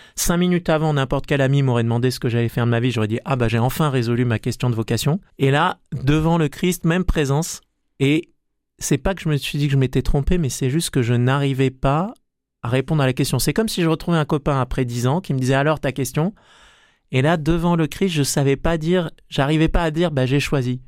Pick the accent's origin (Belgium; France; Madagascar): France; Marseille, Provence-Alpes-Côte d'Azur; moved away; also born or lived in western France; j'ai grandi à Marseille